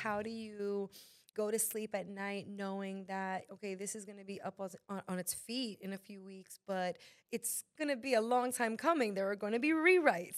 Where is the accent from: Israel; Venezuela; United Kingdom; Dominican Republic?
Dominican Republic